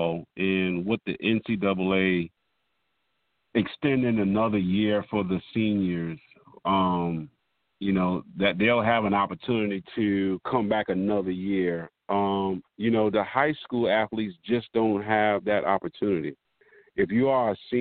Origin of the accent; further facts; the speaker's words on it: Cross, South Carolina, United States; I grew up in Cross